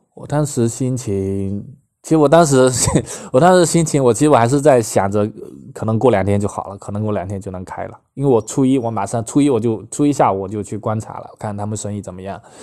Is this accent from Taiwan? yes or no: no; Fujian, China; 到了我们福建这边，都要到年三十了吧